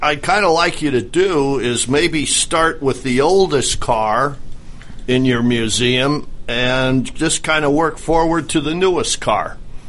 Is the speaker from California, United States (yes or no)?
no; New York, United States; moved away; I hail from New York, as does Steve, and we're kind of transplants down here.